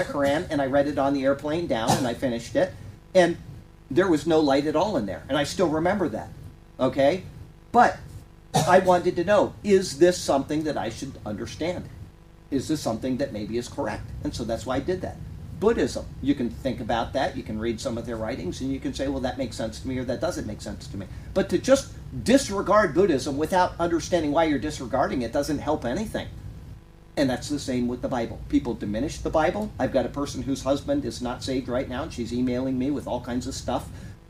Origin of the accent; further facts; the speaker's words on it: Sarasota, Florida, United States; I grew up in Sarasota, Florida here